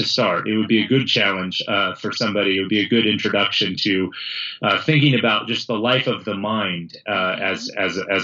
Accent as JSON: {"language": "English", "region": "California", "country": "United States", "tie": "born or raised there", "said": "I went through a public school system growing up in California"}